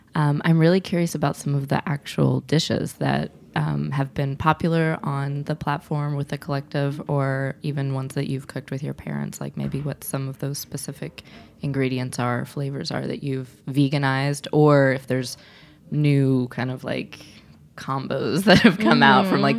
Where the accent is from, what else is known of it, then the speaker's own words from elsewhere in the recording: Midwest, United States; I felt this way as a Midwesterner. I mean, I'm white, but like I grew up eating a lot of meat and potatoes